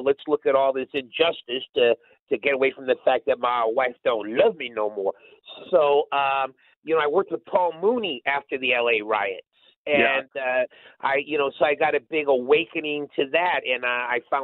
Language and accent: English; Winnipeg, Manitoba, Canada; Winnipeg, my hometown